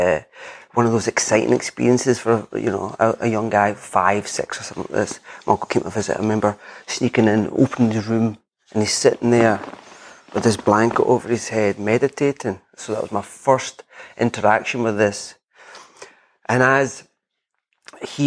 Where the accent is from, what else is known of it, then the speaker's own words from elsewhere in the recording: west coast of Scotland, United Kingdom; moved away as an adult; also born or lived in England; now in Edinburgh, United Kingdom; I'm from the west coast of Scotland.